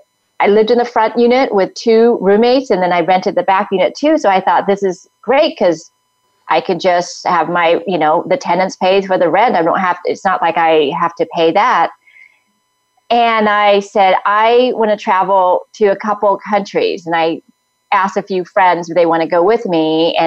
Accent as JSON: {"language": "English", "country": "Vietnam", "said": "I mean, I came from Vietnam all the way here"}